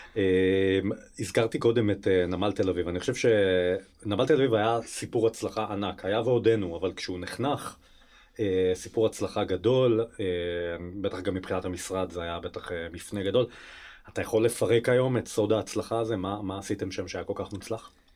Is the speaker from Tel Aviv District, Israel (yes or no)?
no; Beersheba, Southern District, Israel; גדלתי בשכונה הצמודה